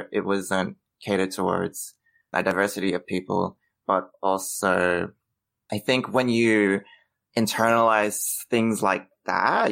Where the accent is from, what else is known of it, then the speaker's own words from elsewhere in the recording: Australia; growing up in Australia, it is white centric